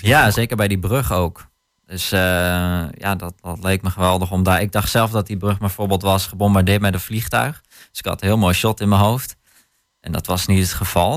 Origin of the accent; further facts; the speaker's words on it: Hattem, Gelderland, Netherlands; het gebied waar ik vandaan kom, dus eh, Zwolle Hattem